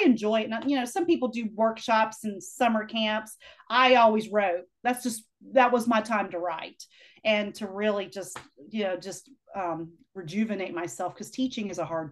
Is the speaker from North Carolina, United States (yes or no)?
yes; Black Mountain, North Carolina, United States; moved away; near my hometown coffee roaster there in Black Mountain